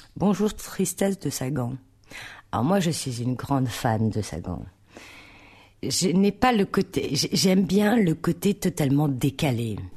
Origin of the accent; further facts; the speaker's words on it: Tourcoing, Hauts-de-France, France; also born or lived in Roubaix; Donc je suis née à Roubaix. Et je suis, j'ai vécu à Tourcoing.